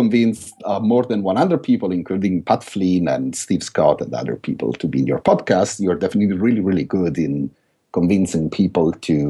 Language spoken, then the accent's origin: English; London, United Kingdom; I believe part of the reason is because I'm from London.